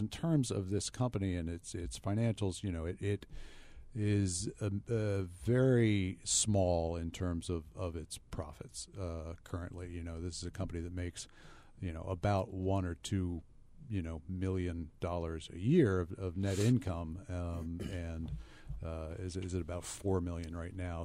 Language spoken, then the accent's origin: English; United States; as an American